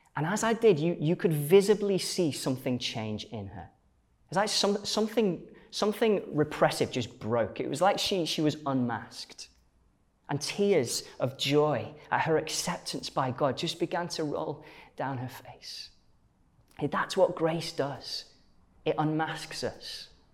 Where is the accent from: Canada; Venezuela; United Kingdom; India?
United Kingdom; Stoke-on-Trent, West Midlands; I grew up um, as part of a church um, in uh, Stoke-on-Trent, where, where I'm from